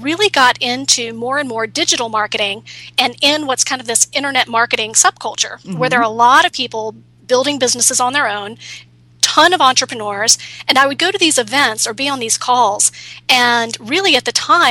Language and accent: English; San Francisco, California, United States; I'm from San Francisco, so that's Silicon Valley.